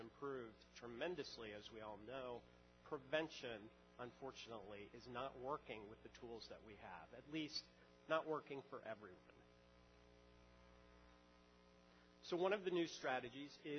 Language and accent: English; New York, United States; As a New Yorker